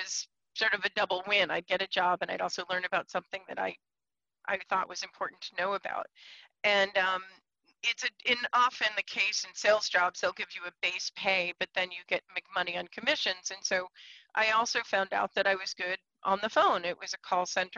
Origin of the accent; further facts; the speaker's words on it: Scarsdale, New York, United States; moved away as an adult; also born or lived in Portland; I come from Scarsdale, New York. I grew up in affluent neighborhood